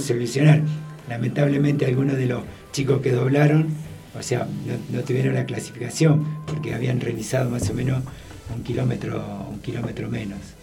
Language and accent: Spanish; Santa Fe, Argentina; nosotros como santafesinos